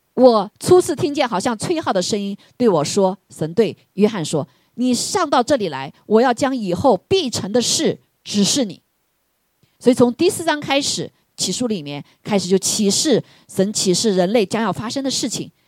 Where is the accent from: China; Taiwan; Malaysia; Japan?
China; 我们中国人